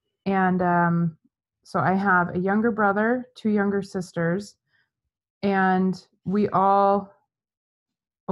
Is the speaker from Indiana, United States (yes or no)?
no; Gilbert, Arizona, United States; also born or lived in Los Angeles; I was born and raised in Gilbert, Arizona. I've spent my entire life here